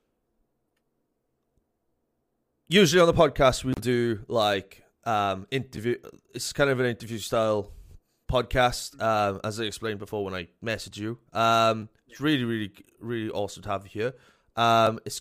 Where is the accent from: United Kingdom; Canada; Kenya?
United Kingdom; South Wales; I am from South Wales, so our accents are completely different